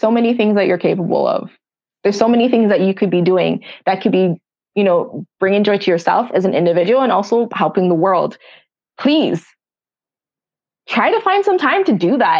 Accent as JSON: {"language": "English", "country": "Jamaica", "said": "I'm Jamaican"}